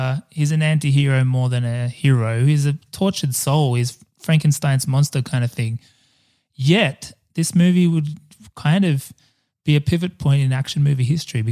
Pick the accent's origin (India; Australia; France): Australia; as an Australian and as an Australian born in the 80s